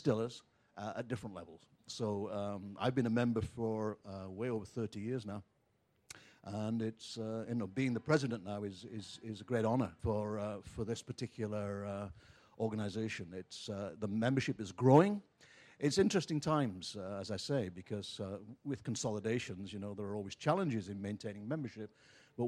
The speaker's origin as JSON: {"language": "English", "region": "England", "country": "United Kingdom", "moved": "yes", "lives_now": "United States", "said": "I'm from England"}